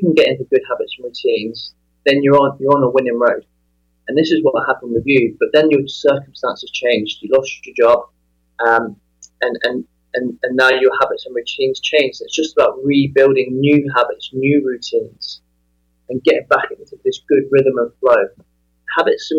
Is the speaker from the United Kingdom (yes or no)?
yes; England, United Kingdom; moved away as an adult; also born or lived in Las Vegas; Growing up in England, I spent 28 years there